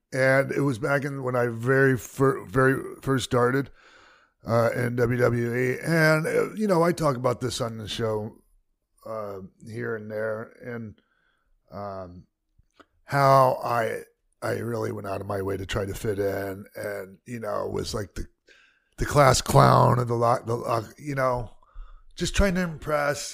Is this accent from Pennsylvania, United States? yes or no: no; Tampa, Florida, United States; moved away; it was in my hometown